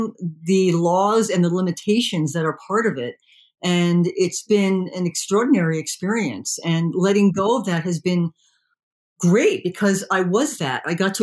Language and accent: English; New Jersey, United States; I was raised in New Jersey